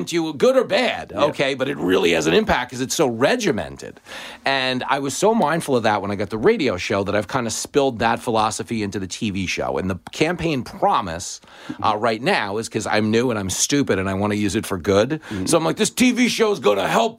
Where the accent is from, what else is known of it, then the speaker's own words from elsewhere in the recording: Levittown, New York, United States; I grew up in a big Reagan house. I grew up in Levittown